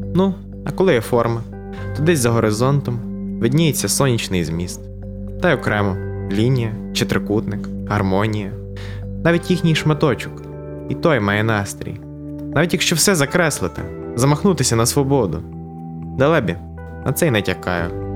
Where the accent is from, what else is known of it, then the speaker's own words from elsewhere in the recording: Morshyn, Lviv Oblast, Ukraine; also born or lived in Ivano-Frankivsk; я народився в Моршині. Це моє рідне, малюсіньке містечко, провінційне на Львівщині.